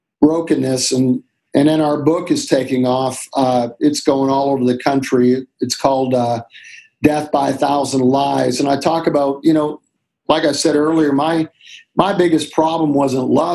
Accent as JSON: {"language": "English", "country": "Canada", "tie": "born or raised there", "said": "We grew up in Canada, and we'd go to the mountains in Alberta, Banff"}